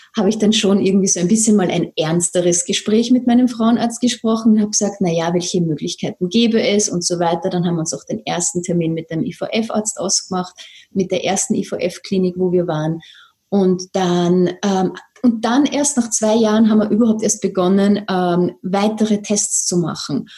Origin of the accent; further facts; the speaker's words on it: Vienna, Austria; accent: Viennese; sitze hier in Wien, vielleicht hört man das ein bisschen an meinem Akzent